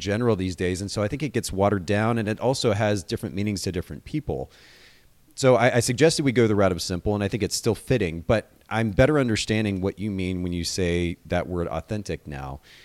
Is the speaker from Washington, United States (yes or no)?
yes; Seattle, Washington, United States; moved away; I actually grew up in Seattle, spent some time in Seattle when I was a kid